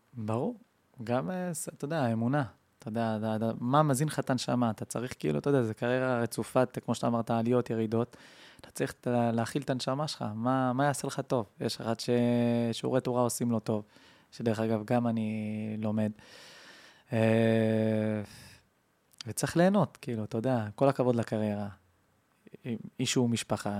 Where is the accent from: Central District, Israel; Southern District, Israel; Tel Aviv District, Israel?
Central District, Israel; Kiryat Ekron; קריית עקרון